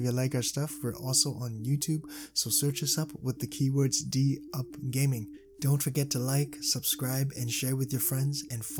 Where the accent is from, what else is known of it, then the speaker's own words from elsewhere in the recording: Hong Kong; I'm from Hong Kong.